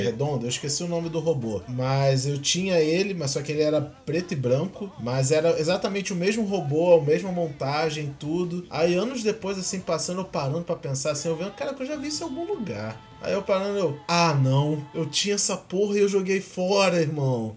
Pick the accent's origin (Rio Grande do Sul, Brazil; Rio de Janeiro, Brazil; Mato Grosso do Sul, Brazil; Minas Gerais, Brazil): Rio de Janeiro, Brazil; quando eu era pequeno eu morava em Acari e minha vida era praticamente toda em Madureira.